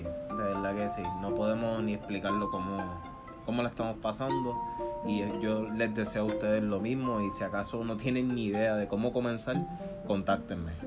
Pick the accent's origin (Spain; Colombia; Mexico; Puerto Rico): Puerto Rico; moved away; nosotros boricuas o sea, nosotros valoramos esos momentos, nosotros estamos criados en una cultura que se celebra Nochebuena en familia